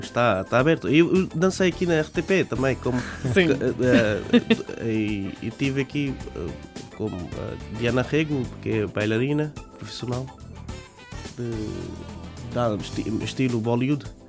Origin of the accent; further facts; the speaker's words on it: Bangladesh; Portuguese is a second language; moved away as an adult; now in Portugal; Eu disse que eu sou do Bangladesh